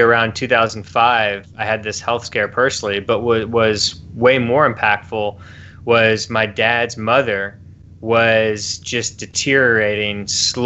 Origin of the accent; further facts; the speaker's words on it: Louisville, Kentucky, United States; I grew up in Louisville, Kentucky